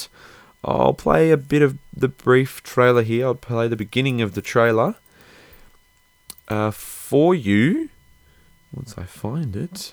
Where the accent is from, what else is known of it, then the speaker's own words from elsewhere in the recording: Australia; I'm Australian